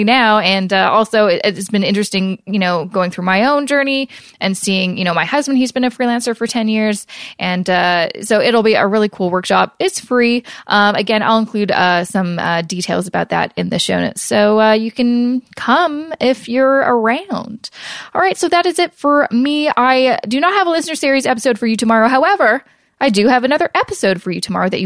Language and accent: English; Canada; being a Canadian, you're like, oh, wait, we don't have 401ks